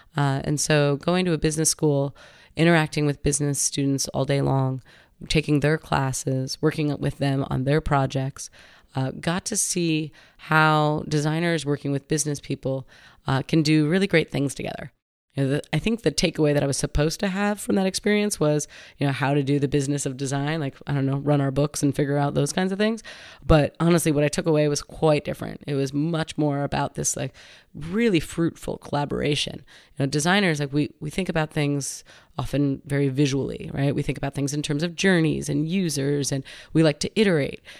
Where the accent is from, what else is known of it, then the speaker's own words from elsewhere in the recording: Westchester County, New York, United States; moved away as an adult; now in San Francisco, United States; I grew up in New York, um, Westchester County, which is just north of New York City